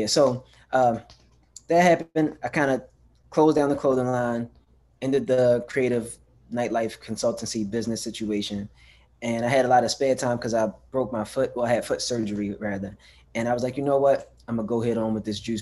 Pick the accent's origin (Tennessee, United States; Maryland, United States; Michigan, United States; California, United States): Maryland, United States; Baltimore; also born or lived in Pennsylvania; I'm born and raised in Baltimore